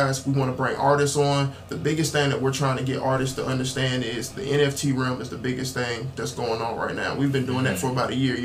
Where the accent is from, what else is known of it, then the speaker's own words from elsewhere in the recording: Dayton, Ohio, United States; also born or lived in Columbus, Georgia; now in Covington, United States; Originally from Dayton, Ohio. Moved to Columbus, Georgia in 2011